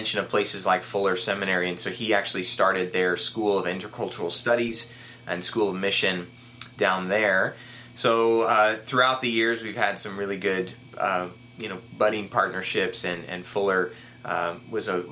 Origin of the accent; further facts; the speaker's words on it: the Northwest, Pacific Northwest, United States; also born or lived in San Diego, California; I'm from the Northwest originally, so I serve now at my alma mater